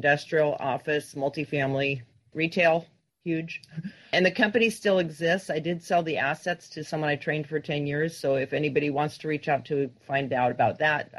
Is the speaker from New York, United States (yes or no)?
no; Southern California, United States; growing up in Southern California